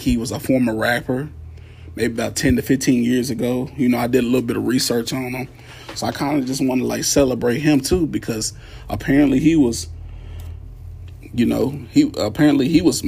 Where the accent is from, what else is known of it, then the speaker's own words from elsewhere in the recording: Radcliff, Kentucky, United States; I'm originally from Radcliffe, Kentucky, about 25 miles away from Louisville.